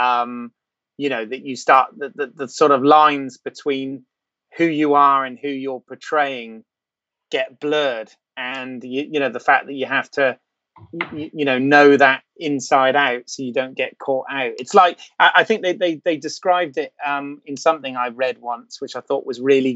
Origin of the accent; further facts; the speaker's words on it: England, United Kingdom; as an English dude